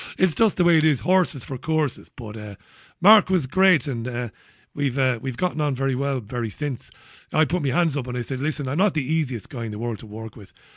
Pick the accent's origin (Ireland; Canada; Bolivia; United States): Ireland; moved away; also born or lived in Spain; I'm a Celtic, I'm an Irishman.